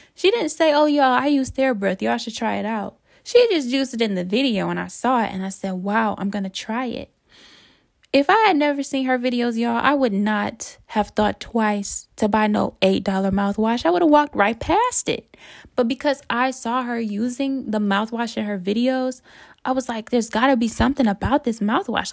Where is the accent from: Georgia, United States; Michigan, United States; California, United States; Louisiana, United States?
Michigan, United States; Detroit; moved away as an adult; also born or lived in North Carolina; I went to school in North Carolina, and I'm from Detroit.